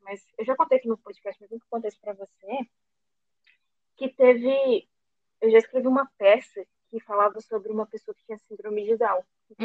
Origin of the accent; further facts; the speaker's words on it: Brazil; como brasileiro